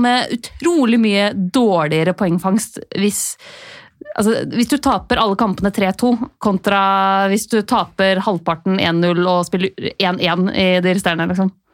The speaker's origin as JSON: {"language": "Norwegian", "town": "Lillehammer", "region": "Innlandet", "country": "Norway", "said": "begynne å bare kalle meg selv Lillehammer"}